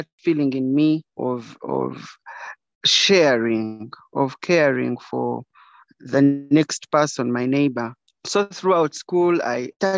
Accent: Kabale, Western Region, Uganda; I was born in Kabale, and my parents died when I was young. So I was raised by community

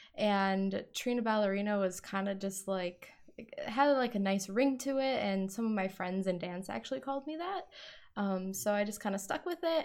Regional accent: Wisconsin, United States; I am from Wisconsin

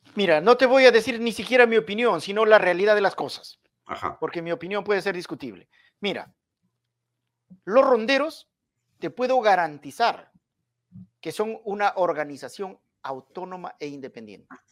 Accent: Hualgayoc province, Cajamarca, Peru; yo soy de Cajamarca, provincia de Hualgayoc, y además estudié sociología en Cajamarca

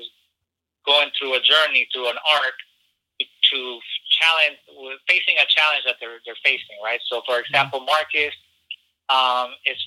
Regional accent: Chile; moved away; I'm from Chile, and I grew up around folks that were exiles

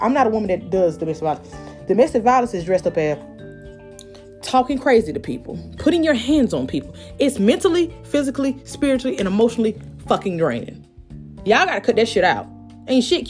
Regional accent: Columbus, Georgia, United States; down here in my city, because I'm from Columbus, Georgia

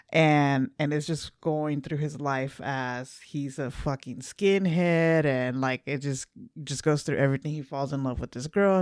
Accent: Los Angeles, California, United States; we're from L A.

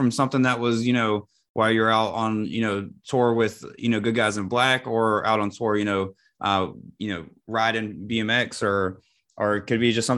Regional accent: North Carolina, United States; growing up in North Carolina

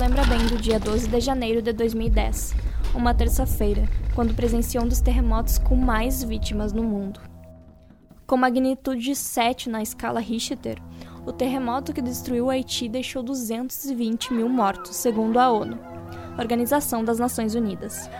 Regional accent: São Luiz Gonzaga, Rio Grande do Sul, Brazil; é a minha cidade natal

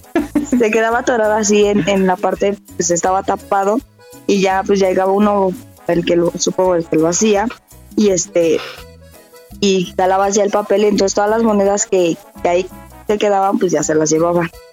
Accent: Morelos, Mexico; Yo nací en Morelos

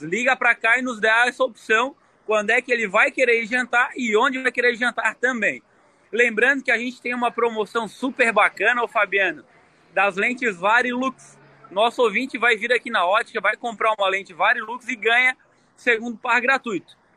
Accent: São José, Santa Catarina, Brazil; sou natural de São José.

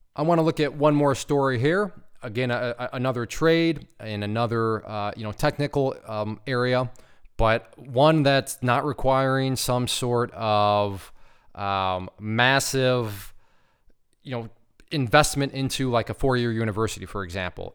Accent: Ohio, United States; now in Michigan, United States; I grew up in Ohio, right next to an Indiana. I currently live in Michigan, right above Indiana

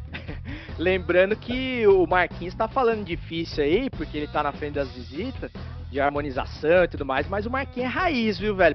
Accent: interior of São Paulo, Brazil; now in Santa Catarina, Brazil; eu sou do interior de São Paulo

